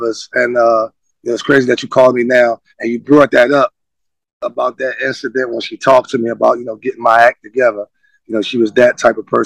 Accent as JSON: {"language": "English", "town": "Philadelphia", "region": "Pennsylvania", "country": "United States", "tie": "born or raised there", "said": "I'm from Philadelphia"}